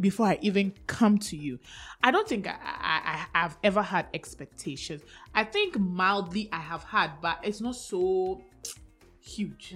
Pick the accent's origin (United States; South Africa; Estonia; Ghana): Ghana; I'm so Ghanaian